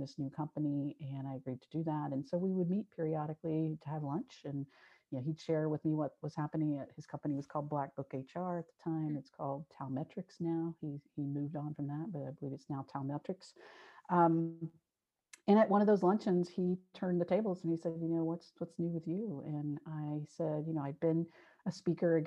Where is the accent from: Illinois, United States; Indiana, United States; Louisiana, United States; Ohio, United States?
Ohio, United States; Cincinnati; my hometown in Cincinnati